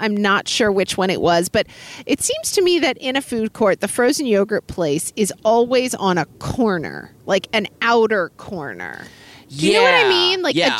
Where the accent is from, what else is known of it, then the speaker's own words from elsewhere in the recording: Oklahoma, United States; I'm from Oklahoma.